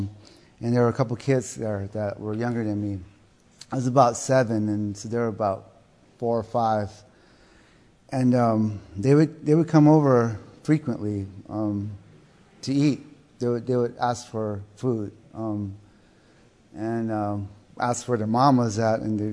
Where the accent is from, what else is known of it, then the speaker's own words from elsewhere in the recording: southern Arizona, United States; I come from South Arizona. I was raised there